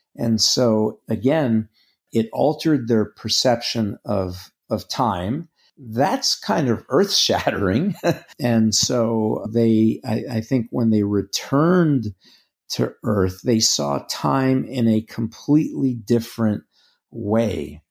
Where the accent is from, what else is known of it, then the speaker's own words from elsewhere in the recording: New York, United States; also born or lived in Greece; now in North Carolina, United States; I grew up in Manhattan